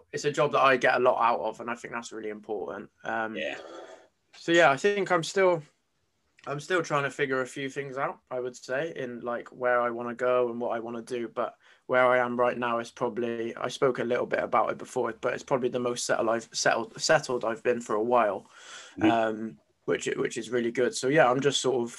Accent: Gloucester, South West England, United Kingdom; I'm from Gloucester, so in the southwest of England

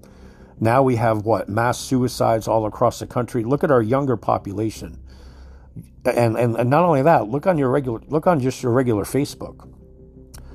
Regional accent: United States; We are fucking American citizens.

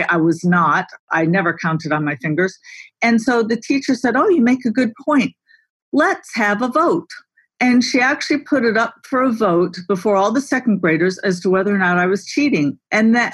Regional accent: Grayslake, Illinois, United States; also born or lived in Libertyville, Illinois; I grew up in a little town north of Chicago called Grays Lake

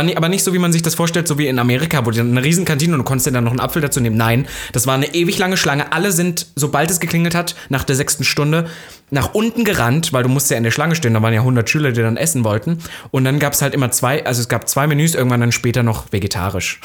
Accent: Saxony-Anhalt, Germany; da, wo ich herkomme, vor allem Sachsen-Anhalt

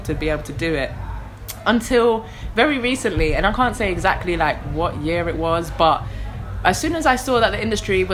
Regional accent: London, United Kingdom; also born or lived in Manchester; I first came to London out of my mother's womb in 1991, because I'm from Tottenham

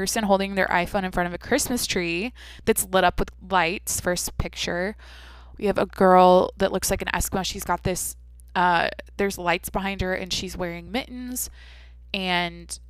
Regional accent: Washington, United States; moved away; I'm from Washington

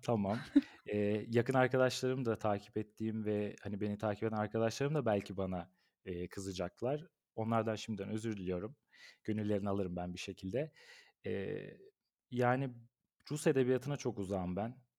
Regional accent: Ankara, Turkey; Ben bin dokuz yüz doksan Ankara doğumluyum. Eee, bütün ömrüm Ankara'da geçti

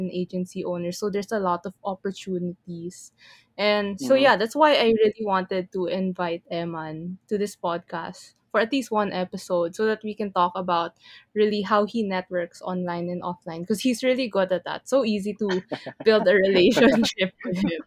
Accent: Philippines; I'm from the Philippines too

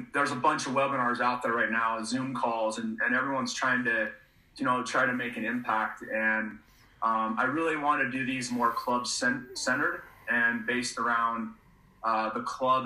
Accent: Fruit Heights, Utah, United States; I moved to Utah in 1985. And I grew up in Fruit Heights, so I consider myself a homegrown Utah guy

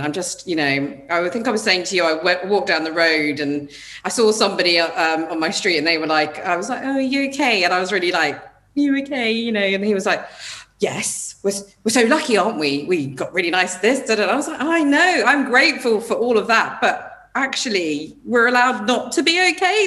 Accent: United Kingdom; as British people

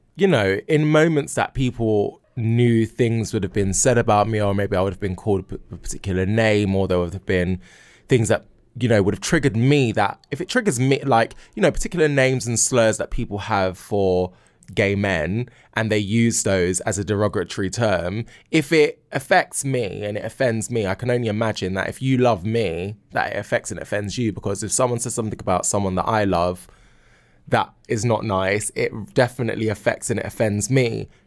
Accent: London, United Kingdom; I grew up in Battersea, um, and growing up, you know, here and in South London

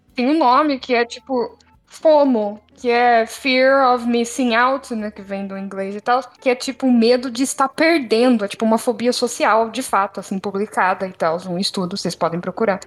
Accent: Brazil; moved away; eu sou brasileira que mora num outro país

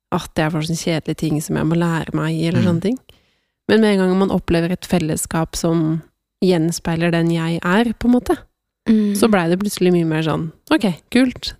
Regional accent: Sørumsand, Akershus, Norway; Jeg kommer fra Sørumsand

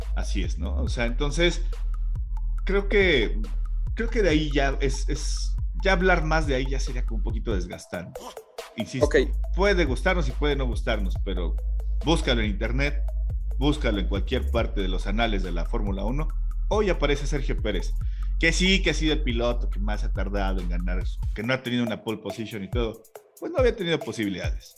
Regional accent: Mexico; nosotros como mexicanos

